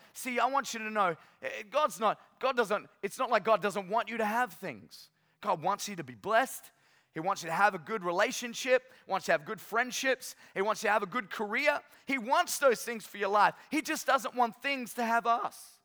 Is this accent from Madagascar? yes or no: no; North Queensland, Australia; moved away as an adult; now in Sunshine Coast, Australia; I'm from North Queensland